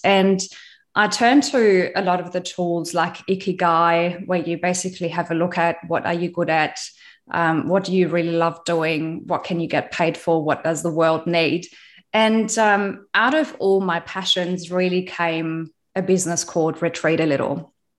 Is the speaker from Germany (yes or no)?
yes; West Germany, Germany; moved away as an adult; now in Australia; I was born in East Germany